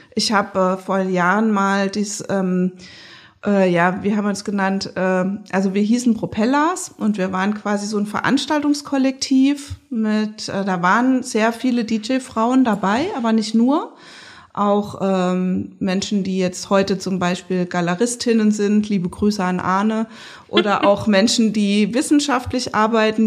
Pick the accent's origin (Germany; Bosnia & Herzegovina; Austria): Germany; Rhineland-Palatinate; moved away as an adult; now in Leipzig, Germany; ich komme ja aus der Pfalz